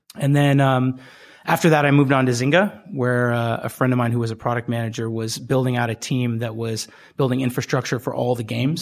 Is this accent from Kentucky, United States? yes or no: no; Bay Area, California, United States; I grew up in the Bay Area